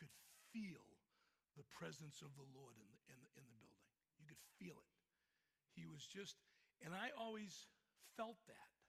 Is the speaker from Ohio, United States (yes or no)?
no; Boston, Massachusetts, United States; accent: Boston; moved away; my Boston accent